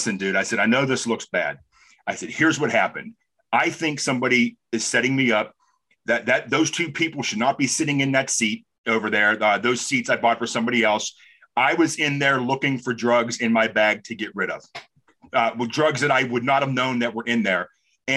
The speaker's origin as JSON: {"language": "English", "town": "Los Angeles", "region": "California", "country": "United States", "said": "When I was really from Los Angeles"}